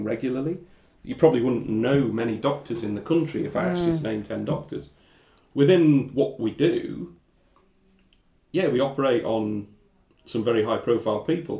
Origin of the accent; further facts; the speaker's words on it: Barrow-in-Furness, North West England, United Kingdom; also born or lived in Kettering; now in London, United Kingdom; my mates that I grew up with in Barry